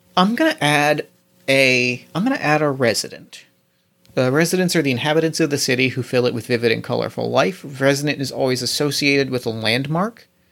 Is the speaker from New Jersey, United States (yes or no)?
yes; New Jersey, United States; I grew up in New Jersey